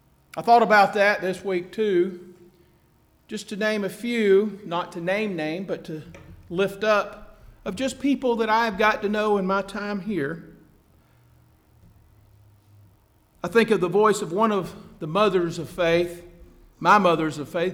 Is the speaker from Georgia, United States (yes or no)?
yes; Atlanta, Georgia, United States; my hometown of Atlanta